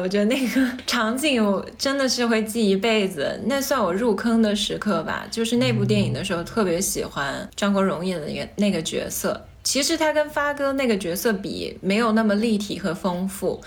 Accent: Changsha, Hunan, China; 我是长沙人嘛，嗯。我们那儿有一个地方电视台叫做《潇湘电影》，经常放老港片

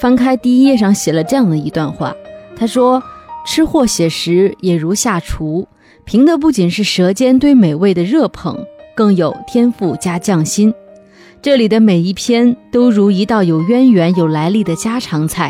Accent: North China, China; 不过这里边还有写了一一个我非常熟悉的我的家乡的一种食物，就是胡辣汤。作为一个地道的北方人，胡辣汤是我们每天早上的早餐。

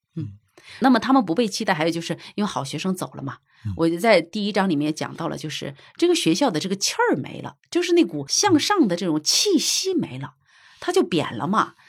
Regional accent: China; 我们中国人一直在这个方面是孜孜不倦地在那追求

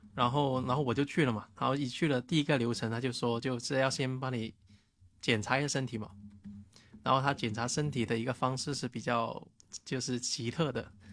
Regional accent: Shanwei, Guangdong, China; moved away; 我们老家汕尾那边的

